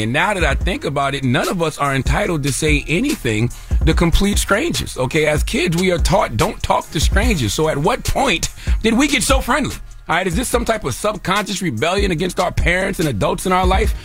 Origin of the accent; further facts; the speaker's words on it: South Carolina, United States; now in New York, United States; I'm from the South, so some of us from the South raised in a certain area, we speak to everybody